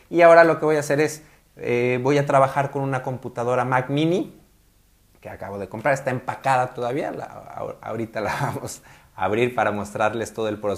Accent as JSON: {"language": "Spanish", "town": "Guadalajara", "region": "Jalisco", "country": "Mexico", "said": "soy fotógrafo de Guadalajara, Jalisco, en México."}